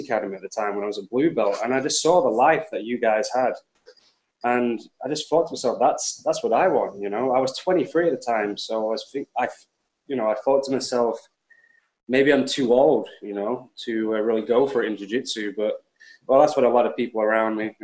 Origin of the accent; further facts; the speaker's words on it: Preston, North West England, United Kingdom; moved away as an adult; also born or lived in London / Thailand; I come from Preston, which is, you know, a really small city in UK